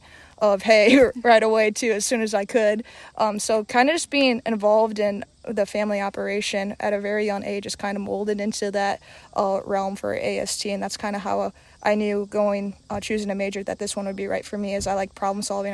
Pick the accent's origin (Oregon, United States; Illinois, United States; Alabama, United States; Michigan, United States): Illinois, United States; North Central; moved away as an adult; now in Iowa, United States; growing up, I grew up in North Central Illinois and came out to Iowa State